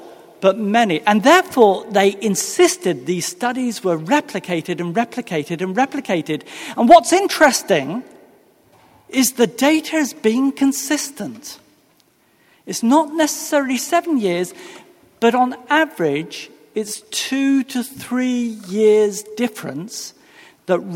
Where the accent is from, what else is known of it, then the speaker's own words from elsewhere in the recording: England, United Kingdom; moved away as an adult; now in Virginia, United States; I am, in actual fact, from England. I'm one of many people who've made the journey across the Atlantic